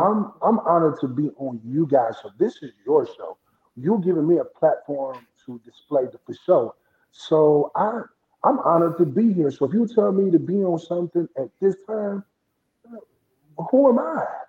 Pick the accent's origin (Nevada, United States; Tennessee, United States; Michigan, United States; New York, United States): Michigan, United States; Flint; also born or lived in Indianapolis, Indiana; now in Atlanta, United States; We grew up in Flint, Michigan. You know, you know about Flint. I'm a Flintstone, part Flintstone, then Indianapolis